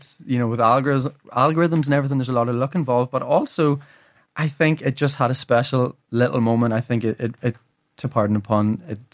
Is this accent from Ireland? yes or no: yes; Ireland; And then obviously I learned the music and did the music all, you know, as many Irish people do growing up.